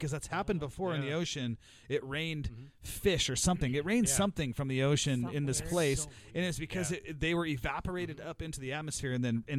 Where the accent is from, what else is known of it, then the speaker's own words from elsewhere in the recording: Snohomish, Washington, United States; I grew up like right next to Everett. I grew up in Stomish.